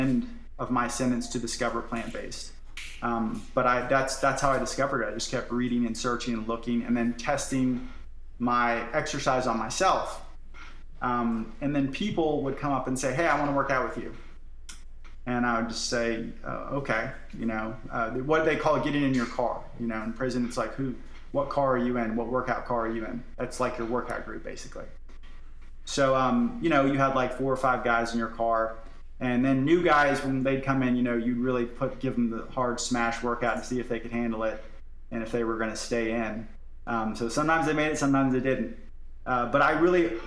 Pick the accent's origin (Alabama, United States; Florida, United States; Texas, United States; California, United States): Florida, United States; I'm from Florida